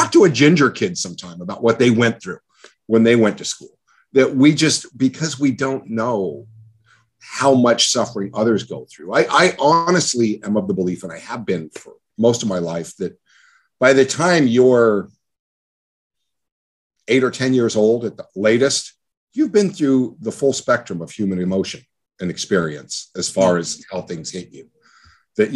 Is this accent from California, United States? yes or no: yes; El Monte, California, United States; I grew up in El Monte in a really crappy little town on welfare